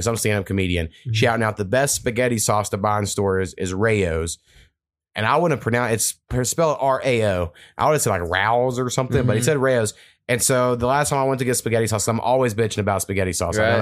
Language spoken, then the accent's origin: English; near Marlow, Oklahoma, United States; That's like kind of like 30 minutes from my hometown.